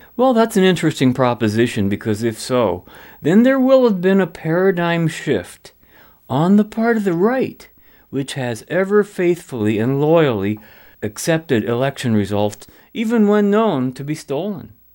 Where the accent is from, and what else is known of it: Canada